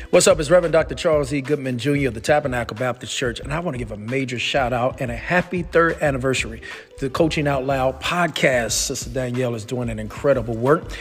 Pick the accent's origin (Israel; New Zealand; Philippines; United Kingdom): Philippines; I'm from Philippines